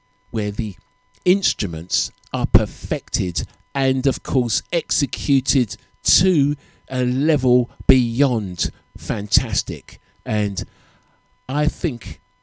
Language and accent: English; London, United Kingdom; growing up in London town, north, south, east and west